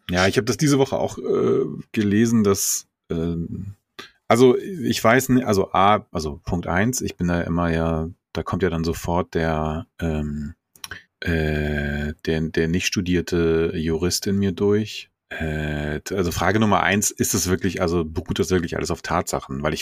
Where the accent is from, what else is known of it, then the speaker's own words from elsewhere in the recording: Hesse, Germany; born there; ich bin ja in Hessen geboren, aber hab da nur.